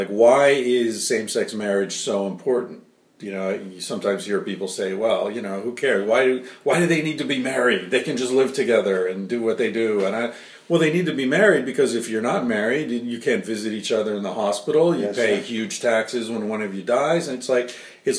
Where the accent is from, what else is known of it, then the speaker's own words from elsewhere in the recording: United States; now in Spain; I'm American